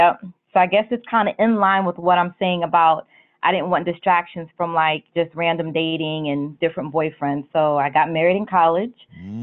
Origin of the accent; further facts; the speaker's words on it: Maryland, United States; also born or lived in Kansas / New Jersey / Germany; so I was born in Kansas. We lived in Jersey. We lived in Germany for about 5 years, and then we came back to the United States and moved to Maryland